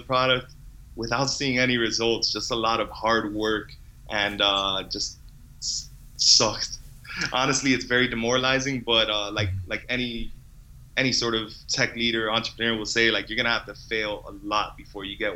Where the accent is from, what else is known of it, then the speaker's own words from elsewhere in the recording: Miami, Florida, United States; moved away as an adult; also born or lived in Boston; now in Montreal, Canada; I'm from Miami